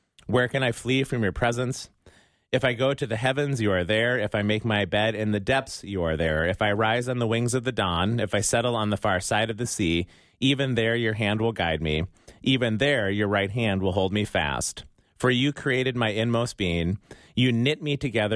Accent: United States; accent: American; my American accent

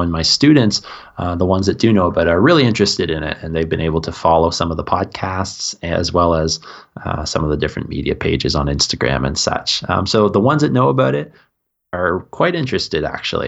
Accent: East Coast of Canada, Canada; also born or lived in Melbourne, Australia / Saint Kitts and Nevis; I grew up on the east coast of Canada, so we border Maine, where I am.

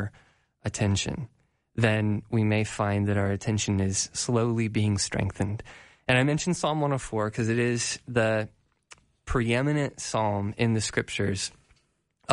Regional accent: Colorado, United States; I'm from Colorado

